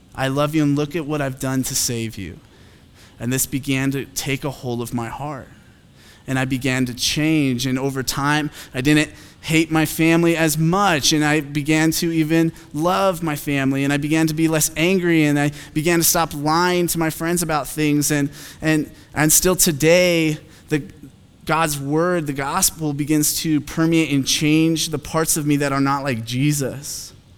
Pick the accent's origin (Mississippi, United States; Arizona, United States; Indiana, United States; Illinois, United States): Arizona, United States; Phoenix; I'm from Phoenix